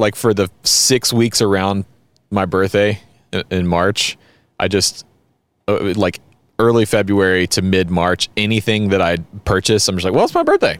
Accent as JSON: {"language": "English", "region": "the American South", "country": "United States", "said": "we're Americans from the South"}